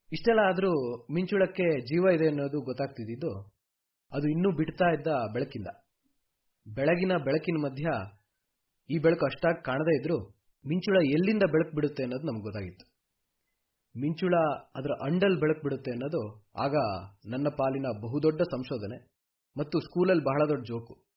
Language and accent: Kannada; a village in Koppa taluk, Chikkamagaluru district, Karnataka, India; ನಮ್ದು ಚಿಕ್ಕಮಗಳೂರು ಜಿಲ್ಲೆ ಕೊಪ್ಪ ತಾಲೂಕಲ್ಲಿರೋ ಒಂದು ಊರು